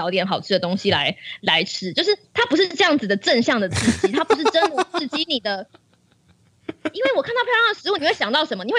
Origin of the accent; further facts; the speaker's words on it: Taiwan; 我们都是台湾人，我们从小到大，每每一次都被耳提面命的一件事情，就是中国要打过来了。